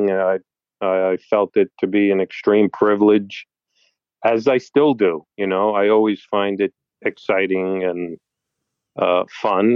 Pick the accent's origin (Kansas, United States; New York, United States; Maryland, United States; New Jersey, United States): New York, United States; New York City; I'm from New York City and have been my whole life